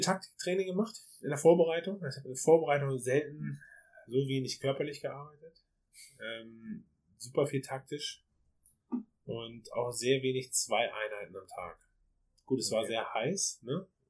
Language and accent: German; Germany; bei uns in Deutschland